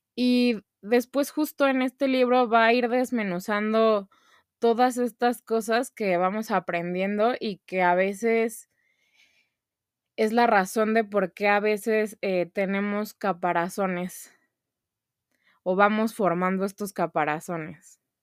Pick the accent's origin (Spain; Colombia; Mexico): Mexico; como mexicanos